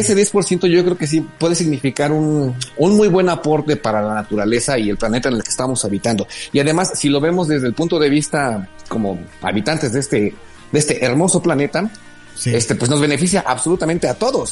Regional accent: Mexico; somos los mexicanos

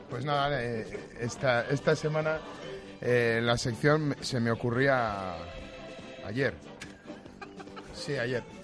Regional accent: Valladolid, Castile and León, Spain; como vallisoletano

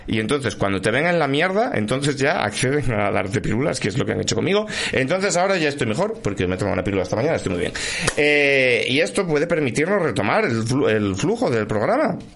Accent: Asturias, Spain; Pero mi doble asturiano es un poco redundante, soy yo.

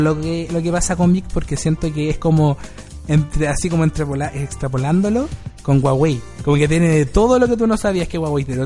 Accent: Paine, Santiago Metropolitan Region, Chile; also born or lived in San Miguel; yo soy de Paine

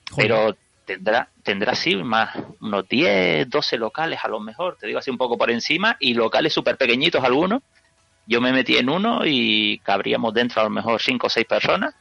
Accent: Canary Islands, Spain; yo que soy de Canarias

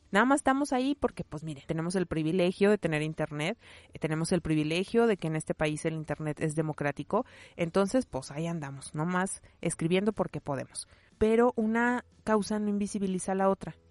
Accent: León, Guanajuato, Mexico; yo nací en México, nací en León, Guanajuato, nací en 1984

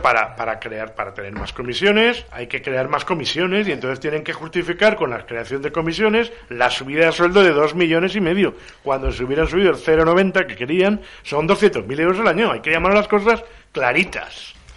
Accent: Valencian Community, Spain; soy valenciano, soy valenciano parlante

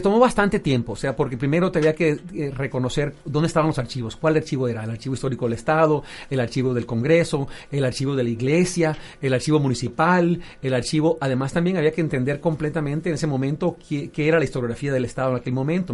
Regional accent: Venezuela; moved away; also born or lived in United States; siendo venezolano en Estados Unidos

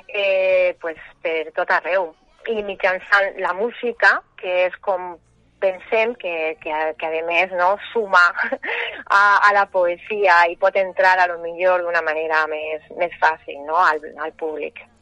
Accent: Valencian Community, Spain; now in Sueca, Spain; jo sóc valenciana, fincada a Sueca

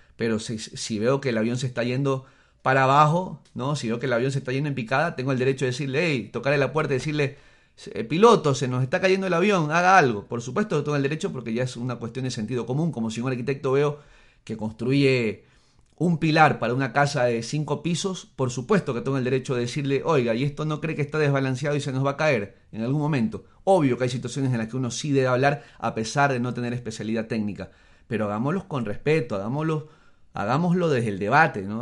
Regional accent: Ecuador; soy ecuatoriano y eso no va a cambiar aunque me vaya a vivir mañana a Siberia y saque la nacionalidad rusa. No va a cambiar, sigo siendo ecuatoriano y el hecho de que yo nací aquí no va a cambiar jamás.

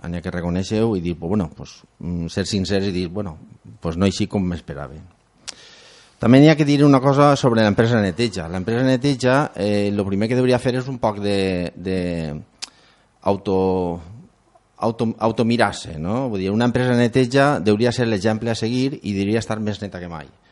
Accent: Ondara, Valencian Community, Spain; som gent d'Ondara i per a Ondara

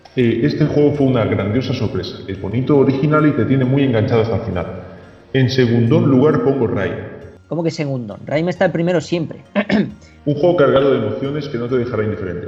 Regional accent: Catalonia, Spain; soy catalán

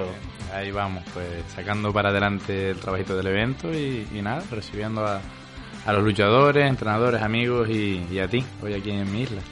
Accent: La Palma, Canary Islands, Spain; somos canarios, nosotros compartimos tierra, pero los palmeros, eh, si tenemos una cualidad es que somos duros como la TEA

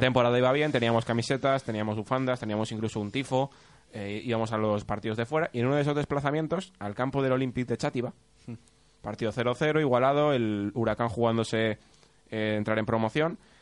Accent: Torrent, Valencian Community, Spain; yo soy de Torrent

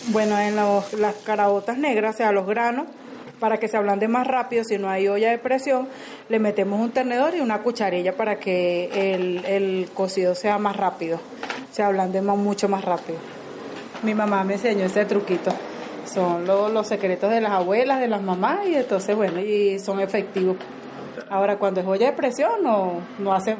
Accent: Caracas, Capital District, Venezuela; moved away as an adult; now in Medellín, Colombia; yo soy de Venezuela, Caracas

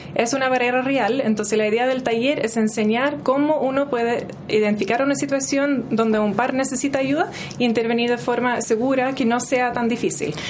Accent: New Zealand; Spanish is a second language; moved away as an adult; also born or lived in Norway; now in Chile; nací en Nueva Zelanda, estudié enfermería en Nueva Zelanda

